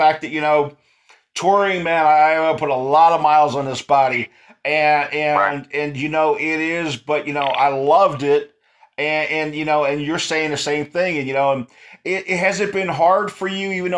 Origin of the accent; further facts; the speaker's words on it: East Coast, United States; also born or lived in Texas; I'm a Texas boy, I grew up on the East Coast